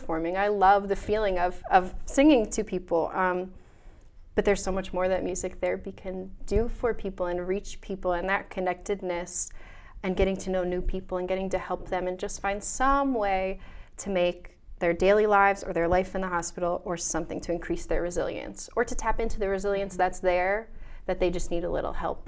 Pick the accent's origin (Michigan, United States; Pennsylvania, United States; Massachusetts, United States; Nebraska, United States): Pennsylvania, United States; Wyomissing; I grew up in Wyomissing.